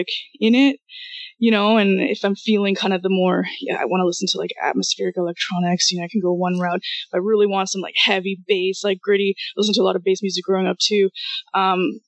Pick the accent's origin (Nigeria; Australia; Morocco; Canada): Canada; Toronto, Ontario; first language Russian; also born or lived in Kyiv, Ukraine / Israel; I'm actually from Ukraine, from Kiev in Ukraine. Came to Canada with my mom when I was around 4, so pretty much grew up here, but spoke Russian in the house